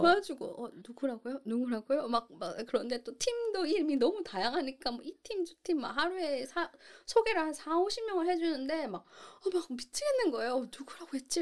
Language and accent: Korean; South Korea; moved away as an adult; also born or lived in Singapore; now in United Kingdom; 제가 이제 한국인이기 때문에 그 한국인이라는 걸 먹고 들어간다는